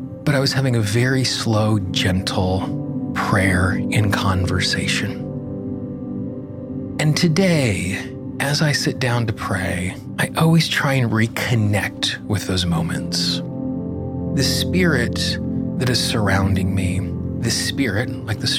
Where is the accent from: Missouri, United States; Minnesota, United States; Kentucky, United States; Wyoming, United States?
Wyoming, United States; Casper; I grew up in Casper, Wyoming